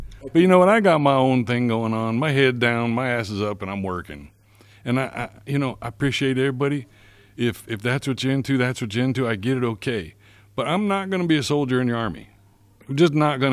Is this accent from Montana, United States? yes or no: no; Palestine, West Virginia, United States; moved away as an adult; I grew up in Palestine, West Virginia, population 120.